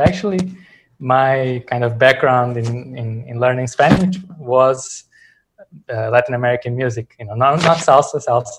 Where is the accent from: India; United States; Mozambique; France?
Mozambique; also born or lived in Portugal; now in Venezuela; I'm from Mozambique in Southern Africa, but I'm a Portuguese national.